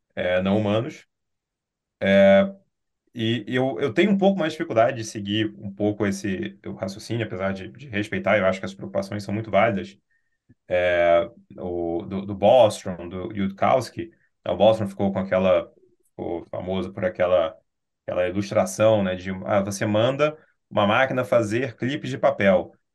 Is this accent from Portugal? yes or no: no; Brazil